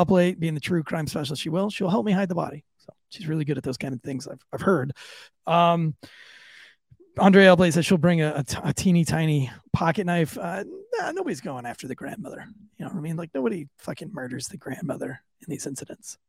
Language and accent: English; Florida, United States; I am from Florida. Yes, I am from Florida.